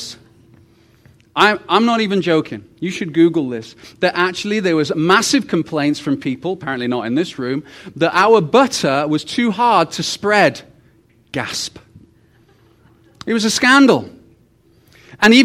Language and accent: English; United Kingdom; also born or lived in Rhyl; now in Canada; I'm the British guy who is Canadian